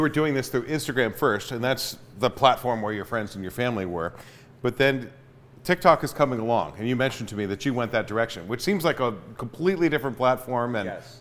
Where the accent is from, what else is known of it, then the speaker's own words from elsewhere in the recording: Sacramento, California, United States; now in Chico, United States; in Sacramento, when I was growing up